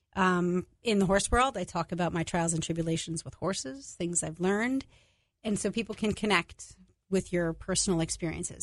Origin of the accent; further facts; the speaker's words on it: New York, United States; I'm Italian. I'm from New York.